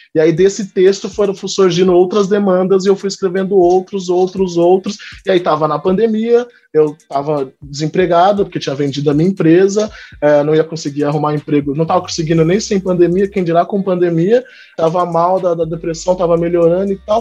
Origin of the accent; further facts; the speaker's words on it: Campinas, São Paulo, Brazil; also born or lived in Northeast Brazil; eu sou aqui de Campinas, interior de São Paulo, nasci, cresci, vivi aqui, apesar de ter morado um pouquinho no Nordeste também